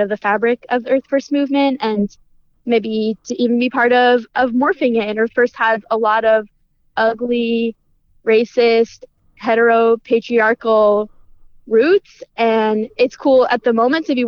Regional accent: California, United States; now in Humboldt County, United States; I grew up in California and ended up in Humboldt County kind of by chance

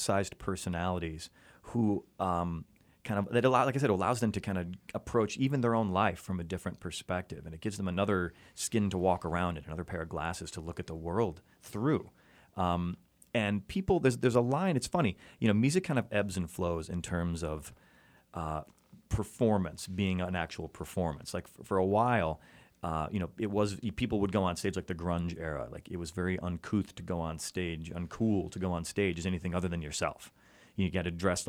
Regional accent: Chicago, Illinois, United States; moved away as an adult; now in Los Angeles, United States; I come from Chicago

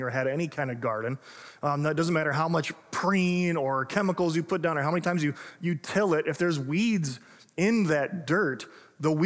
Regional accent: Illinois, United States; now in Minnesota, United States; I grew up in Illinois

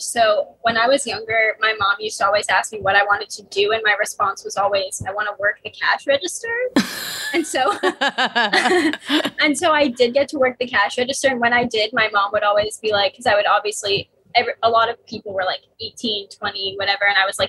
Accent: Miami, Florida, United States; now in New York, United States; I grew up in Miami, Florida.

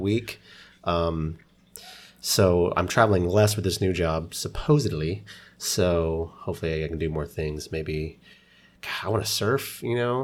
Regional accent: Oklahoma, United States; moved away; I grew up in Oklahoma

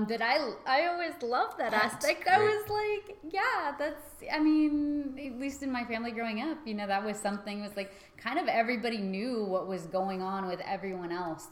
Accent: United States; both being American

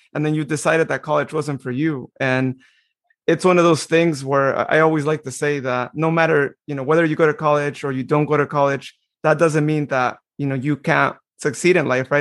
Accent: Modesto, California, United States; I was as well, right here in Modesto.

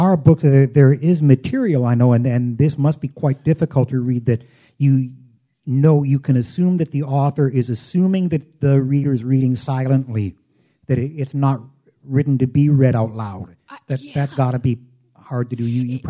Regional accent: Chicago, Illinois, United States; I'm from Chicago, Illinois, and I was one of the original members of LUA.

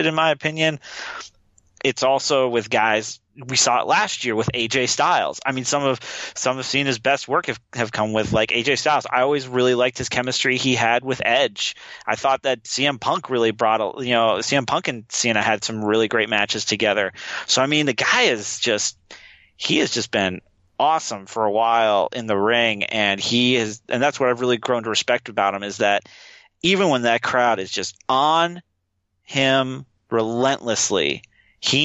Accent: Alaska, United States; now in Los Angeles, United States; I was born and raised in Alaska, where you got to do stuff outside.

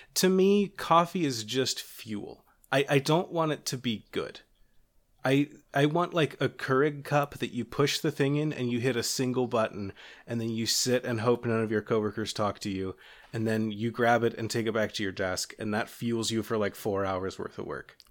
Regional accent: Kentucky, United States; I'm from Kentucky, which means that people keep me up to date on horse stuff for some reason.

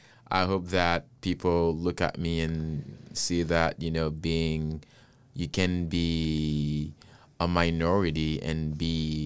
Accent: Haiti; You know, I came from Haiti is the first black-led country.

